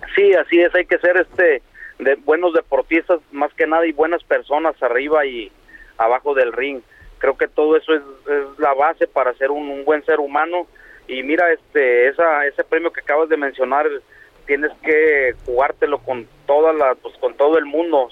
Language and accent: Spanish; Mexico; now in United States; como mexicanos